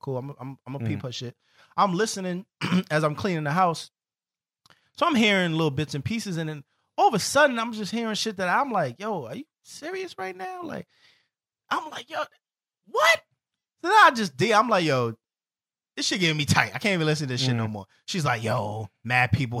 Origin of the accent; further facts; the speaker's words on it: New York City, New York, United States; we're from the Bronx, me and …